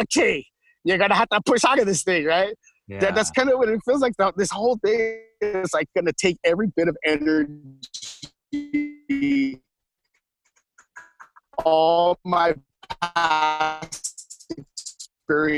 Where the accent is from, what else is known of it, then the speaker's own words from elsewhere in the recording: Oakland, California, United States; moved away; also born or lived in Portland; I'm from Oakland, California, to go back to the Fruitvale district where I'm from